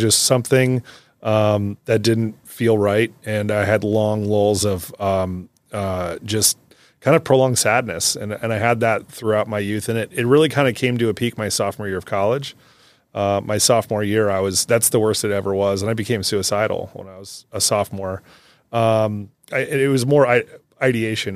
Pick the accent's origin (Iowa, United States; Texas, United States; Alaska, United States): Iowa, United States; Davenport; I grew up in Davenport